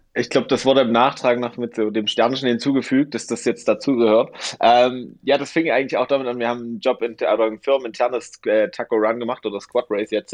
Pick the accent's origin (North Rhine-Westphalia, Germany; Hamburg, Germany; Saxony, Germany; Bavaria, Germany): Saxony, Germany; Dresden; moved away as an adult; now in Garmisch-Partenkirchen, Germany; bin ich umgezogen von Good Old East Germany, ähm, von meiner Heimatstadt Dresden, ähm, nach Garmisch-Partenkirchen